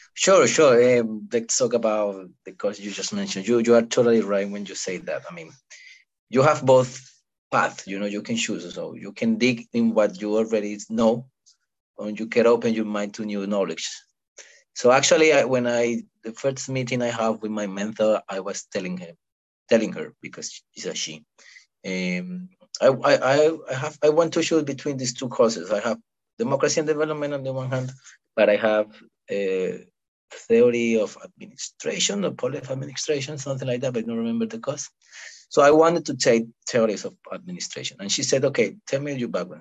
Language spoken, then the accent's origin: English; Cali, Valle del Cauca, Colombia; moved away as an adult; now in London, United Kingdom; I'm from a city called Cali, which is which has like two and a half million people, and is in the southwest of Colombia